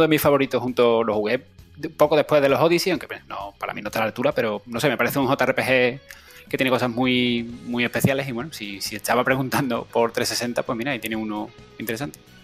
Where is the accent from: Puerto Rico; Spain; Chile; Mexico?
Spain; Seville, Andalusia; now in Cádiz, Spain; ahora, estoy en Cádiz, pero sí, soy, soy de Sevilla